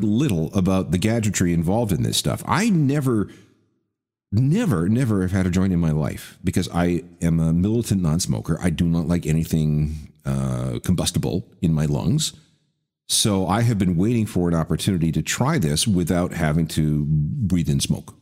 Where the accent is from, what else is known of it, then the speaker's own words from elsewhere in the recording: Winnipeg, Manitoba, Canada; when I was growing up in Winnipeg